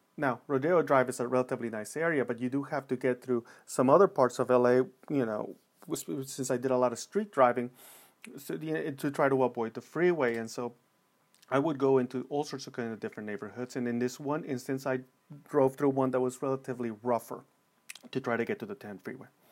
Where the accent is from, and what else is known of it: Los Angeles, California, United States; born or raised there